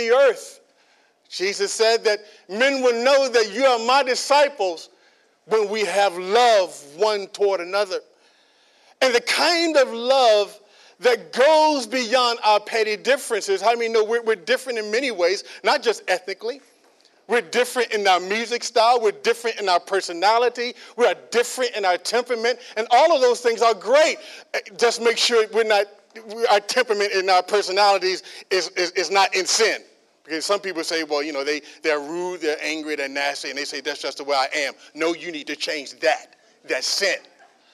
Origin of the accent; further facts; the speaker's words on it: United States; I'm African American